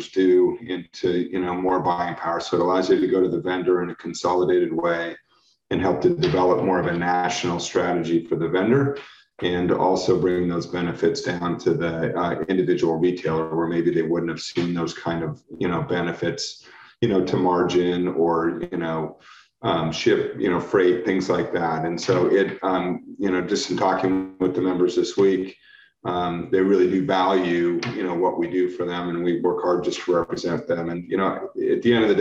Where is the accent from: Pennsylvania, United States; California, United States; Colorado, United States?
Colorado, United States; Denver; moved away as an adult; now in Seattle, United States; I live in Seattle, Washington. I've been up there 7 years, but I grew up in Denver, Colorado.